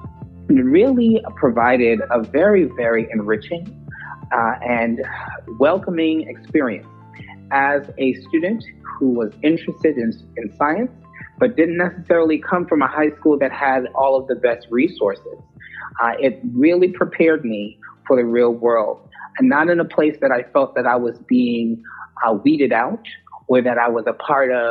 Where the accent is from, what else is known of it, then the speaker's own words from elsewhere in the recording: New York City, New York, United States; moved away as an adult; also born or lived in Westchester County, New York / Huntsville, Alabama; I'm originally from New York City, grew up in the Bronx and Lower Westchester County